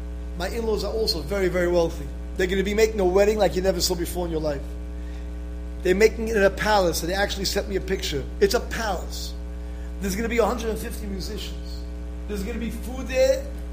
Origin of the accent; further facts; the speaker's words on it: Israel; moved away; No one came to my defense because no one knew me. I came from Israel. No one knew me. I'm a new person over here.